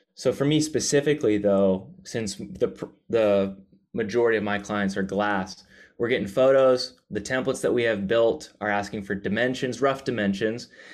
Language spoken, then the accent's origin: English; the Bible Belt, the South, United States; I was raised in the Bible Belt, the South.